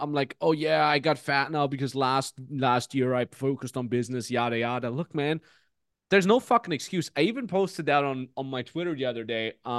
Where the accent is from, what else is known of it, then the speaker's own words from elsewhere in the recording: Austria; We grew up in the Austrian Alps. But I'll say Salzkammergut